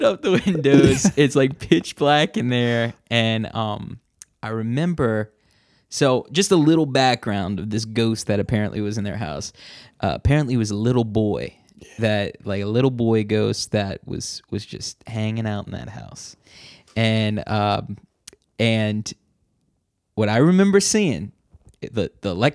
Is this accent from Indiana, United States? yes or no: no; New Orleans, Louisiana, United States; Growing up in New Orleans all my life